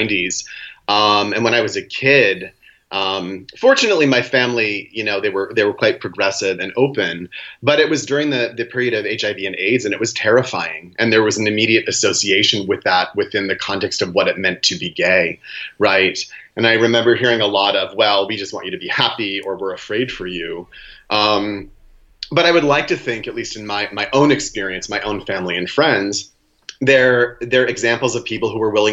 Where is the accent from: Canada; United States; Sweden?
United States; Maine; now in New York City, United States; But I grew up in Maine on a farm